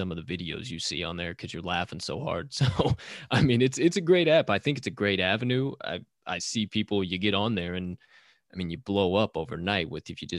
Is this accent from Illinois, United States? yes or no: yes; Southern Illinois, United States; also born or lived in Bloomington-Normal, Illinois; now in Chicago, United States; I grew up in Southern Illinois.